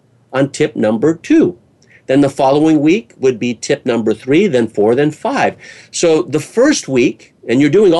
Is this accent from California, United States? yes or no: yes; California, United States; California, which is my home state here in the United States